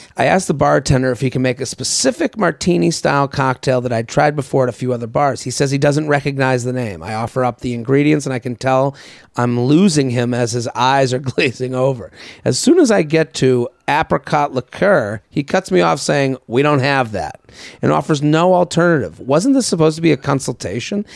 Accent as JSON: {"language": "English", "area": "outside of Boston", "region": "Massachusetts", "country": "United States", "moved": "yes", "lives_now": "New York, United States", "said": "I'm from Boston. Like, I even, you know, I'm from outside"}